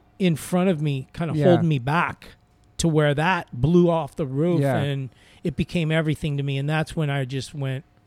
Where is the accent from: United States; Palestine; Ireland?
United States; Los Angeles, California; I'm growing up in L.A. too